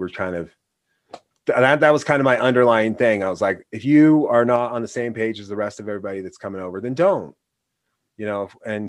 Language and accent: English; Oregon, United States; Yeah, we're from Oregon, and he's fine.